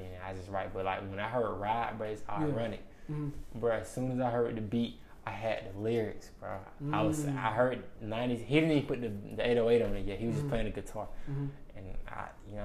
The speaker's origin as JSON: {"language": "English", "town": "Covington", "country": "United States", "said": "I'm from Covington"}